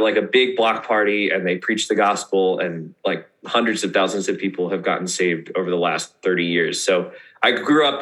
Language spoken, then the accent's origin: English; Maryland, United States; moved away; also born or lived in Northern Virginia; the church that I grew up in Maryland before we moved to Virginia